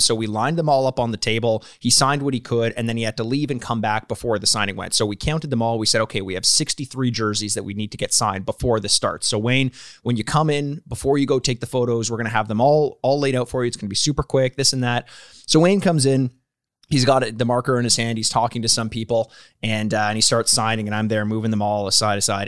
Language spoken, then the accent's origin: English; Canada; we're from Canada